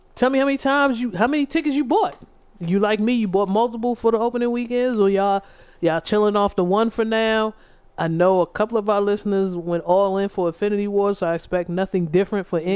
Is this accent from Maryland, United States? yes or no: yes; District Heights, Maryland, United States; growing up where we grew up in District Heights.